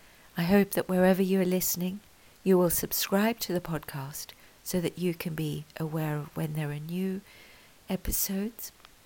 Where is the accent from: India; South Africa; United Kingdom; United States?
South Africa; I am proudly South African. I am also proudly British. And I gave birth to two beautiful human beings in Australia.